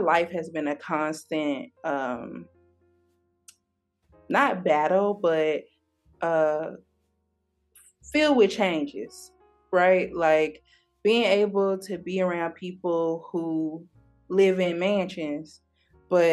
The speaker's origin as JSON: {"language": "English", "town": "Memphis", "region": "Tennessee", "country": "United States", "tie": "born or raised there", "moved": "as an adult", "lives_now": "California, United States", "said": "I was raised in North Memphis, which is a rough part of Memphis"}